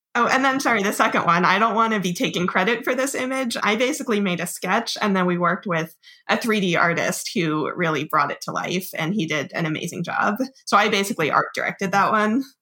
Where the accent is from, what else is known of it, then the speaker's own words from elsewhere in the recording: Monmouth County, New Jersey, United States; I'm from Central Jersey, like Monmouth County